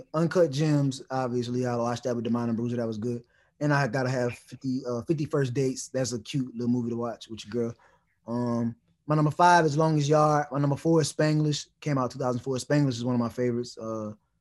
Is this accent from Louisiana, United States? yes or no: yes; Louisiana, United States; also born or lived in New Orleans; I'm from Louisiana.